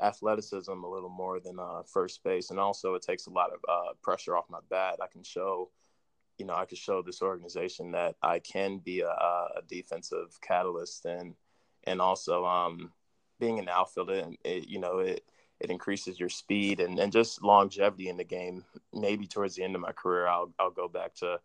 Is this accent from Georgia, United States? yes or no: yes; Atlanta, Georgia, United States; I was born and raised in Atlanta